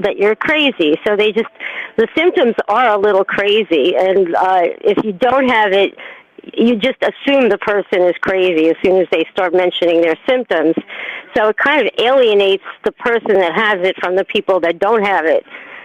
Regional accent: New York, United States; I'm a New Yorker

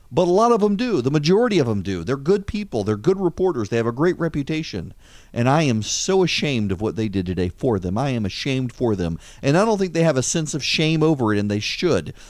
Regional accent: United States; I'm an American

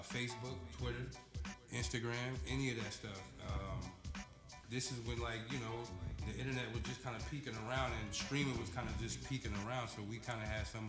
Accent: Grand Rapids, Michigan, United States; Originally from Grand Rapids, Michigan

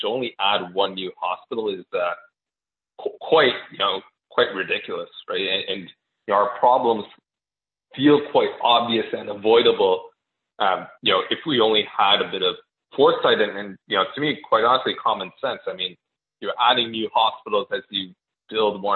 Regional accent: Canada; as a Canadian

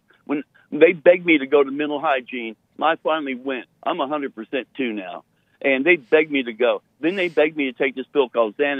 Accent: Florida, United States; Well, I'm actually really from Florida.

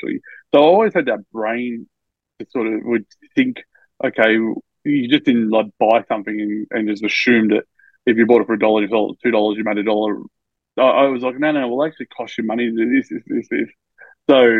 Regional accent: Albury, New South Wales, Australia; now in Melbourne, Australia; I was born in Melbourne, but I grew up in Albury, which is a border town of New South Wales and Victoria

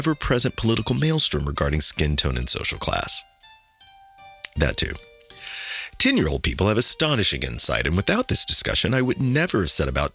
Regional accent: Kansas City, United States; I grew up in Kansas City, a little bit isolated from any underground artist movement

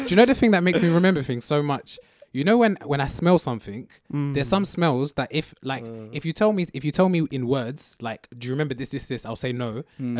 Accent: London, United Kingdom; but I grew up in I was born in Southwest London, okay. So I went to school like in Twickenham or like okay, near Twickenham

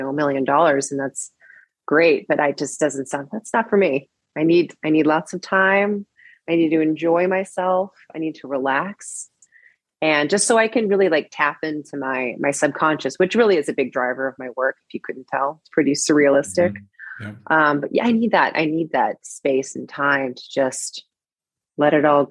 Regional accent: Seattle, Washington, United States; now in Los Angeles, United States; Growing up in Seattle, I was a total indoor kid

